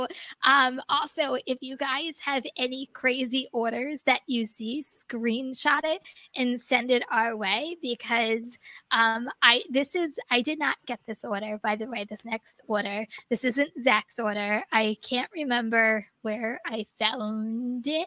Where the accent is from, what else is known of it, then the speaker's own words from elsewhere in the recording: New Jersey, United States; I'm from New Jersey. You should know I don't pronounce everything correctly